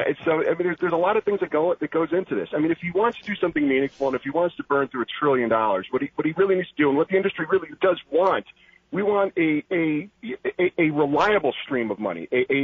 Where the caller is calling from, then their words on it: Harwinton, Connecticut, United States; People's Republic of Corrupticut up here.